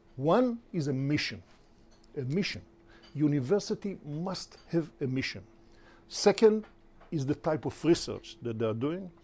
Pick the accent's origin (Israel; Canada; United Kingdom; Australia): Israel; also born or lived in United States; I was born in Israel. I'm fifth generation Israeli.